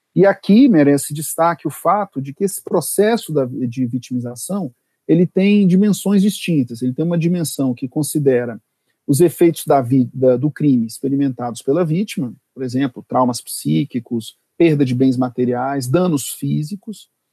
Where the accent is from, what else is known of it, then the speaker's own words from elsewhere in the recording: Brasília, Federal District, Brazil; sou de Brasília